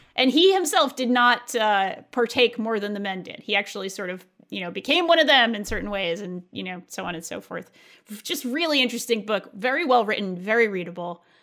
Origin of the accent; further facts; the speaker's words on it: New England, United States; also born or lived in California; growing up in New England, uh, and with all of its maritime traditions